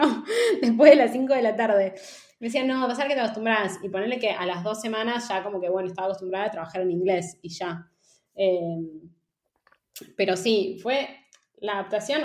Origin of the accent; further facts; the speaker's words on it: Argentina; moved away as an adult; also born or lived in Amsterdam, Netherlands / Barcelona, Spain; now in Madrid, Spain; vengo de Argentina